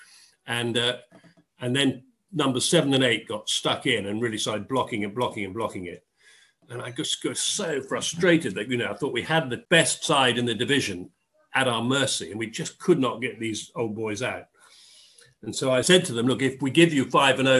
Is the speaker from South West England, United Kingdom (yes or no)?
yes; Dorset, South West England, United Kingdom; moved away; also born or lived in Oxford / London; I grew up in Dorset.